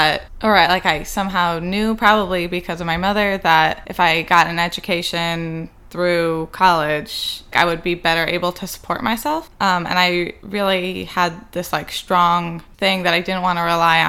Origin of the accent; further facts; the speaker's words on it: Chicago, Illinois, United States; now in Providence, United States; I grew up in the Lubavitch community in Chicago, West Rogers Park